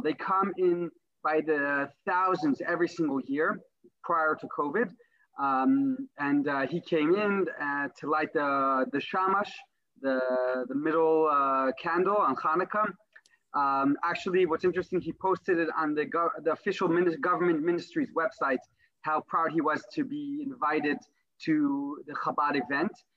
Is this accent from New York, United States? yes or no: yes; New York City, New York, United States; moved away as an adult; now in Nigeria; a boy born and raised in Brooklyn